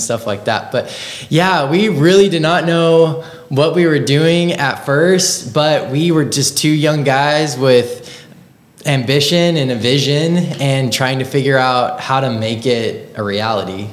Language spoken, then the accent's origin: English; Marion, United States; moved away as an adult; also born or lived in Kansas City; I grew up in Marion